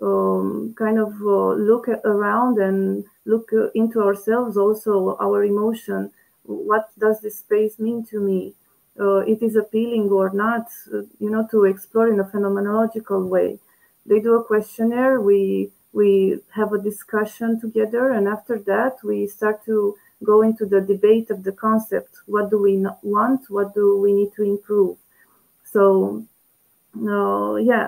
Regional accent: Curtea de Argeș, Argeș, Romania; moved away; I did it in the school where I was a student in my middle school, in Curtea de Argeș, my hometown

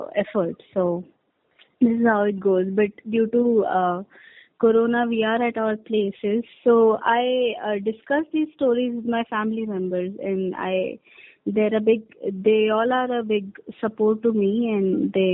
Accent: Chandigarh, India; I'm from Chandigarh.

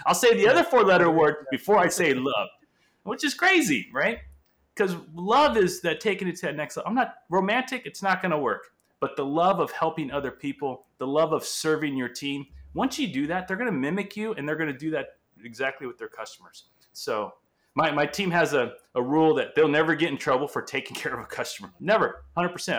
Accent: Angola; first language Portuguese; English is a second language; also born or lived in Portugal; now in California, United States; So, English is my second language, Portuguese being my first. I was born in Angola, Africa

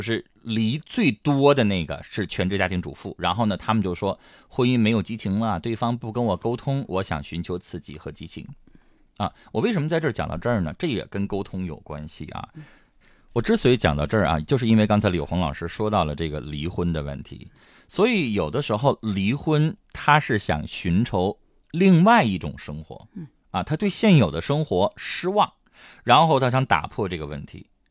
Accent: Heilongjiang, China; 我们黑龙江这边

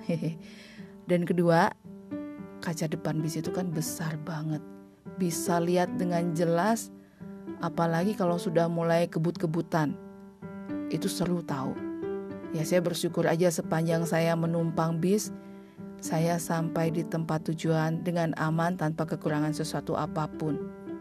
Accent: Bali, Indonesia; also born or lived in Bandung; lahir dan besar di Bali

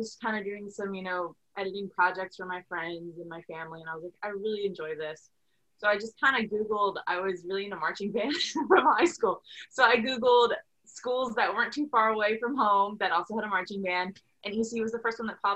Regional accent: Delaware, United States; moved away; I grew up in Delaware. I went to Sussex Technical High School

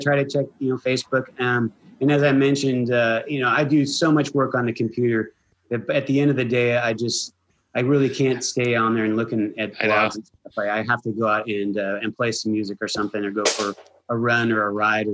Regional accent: United States; being an American, we are a nation of immigrants

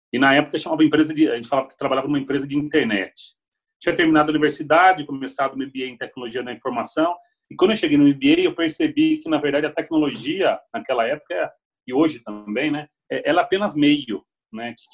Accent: Piracicaba, São Paulo, Brazil; sou natural de Piracicaba, estou com 41 anos, né?

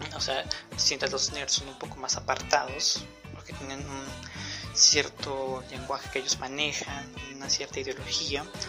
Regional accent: Peru; mi país. En Perú

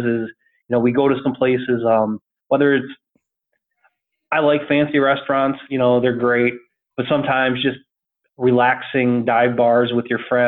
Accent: Iowa, United States; moved away as an adult; now in Orlando, United States; I'm originally from Iowa. I live in Orlando. I lived here like 20 years now.

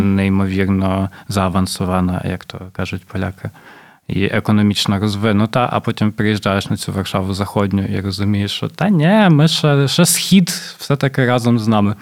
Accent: Poltava, Poltava Oblast, Ukraine; moved away as an adult; now in Warsaw, Poland; моєї рідної Полтави

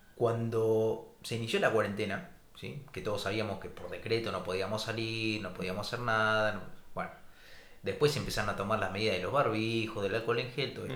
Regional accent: Argentina; moved away as an adult; now in Buenos Aires, Argentina; somos argentinos

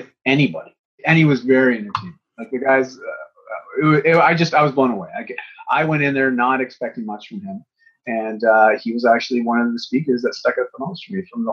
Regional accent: Canada; I'm from Canada

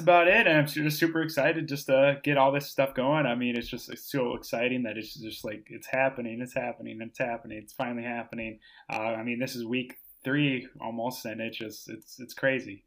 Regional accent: Austin, Minnesota, United States; I grew up in Austin, Minnesota. So Spam Town, U S A.

